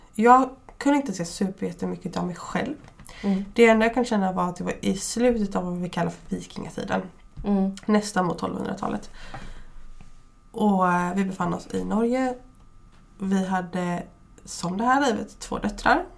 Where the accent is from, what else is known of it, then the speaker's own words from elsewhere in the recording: Fjärås, Halland County, Sweden; vi kommer ju ändå från Fjärås som är mm. väldigt nära Kungsbacka.